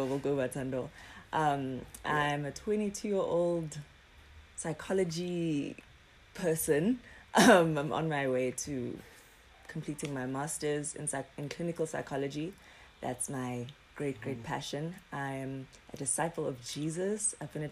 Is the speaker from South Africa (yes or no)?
yes; Durban, KwaZulu-Natal, South Africa; moved away; also born or lived in Johannesburg; I'm from Durban originally.